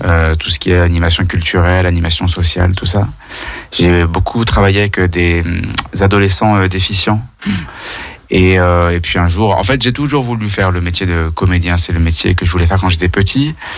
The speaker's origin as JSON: {"language": "French", "town": "Rive-de-Gier", "region": "Auvergne-Rhône-Alpes", "country": "France", "moved": "yes", "lives_now": "Lyon, France", "said": "je suis originaire de Rive de Gier, je suis arrivé à Lyon il y a 10 ans."}